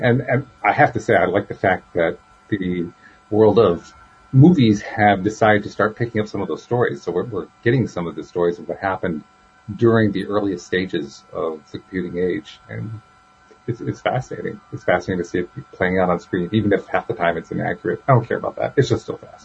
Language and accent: English; United States; I'm a real live nephew of my Uncle Sam